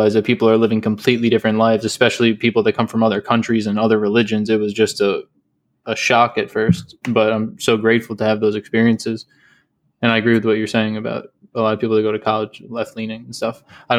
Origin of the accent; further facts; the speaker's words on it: upstate New York, United States; Jerry and I both grew up in upstate New York, so that says something in itself too. I constantly bring up how like my hometown was growing up